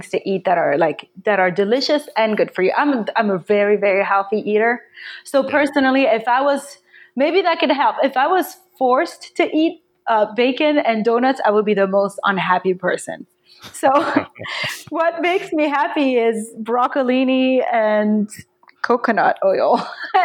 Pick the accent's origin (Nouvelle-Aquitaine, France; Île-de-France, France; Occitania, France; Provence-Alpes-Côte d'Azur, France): Île-de-France, France; Paris; moved away as an adult; now in Brooklyn, United States; I grew up in Paris.